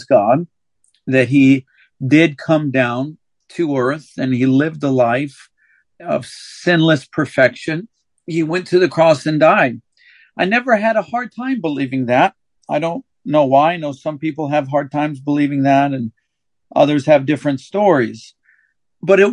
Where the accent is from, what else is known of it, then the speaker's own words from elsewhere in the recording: St. Louis, Missouri, United States; also born or lived in Palmdale, California; I was raised in St. Louis, Missouri, though I was born in California, in Palmdale, California. We moved to Missouri when I was 3 years old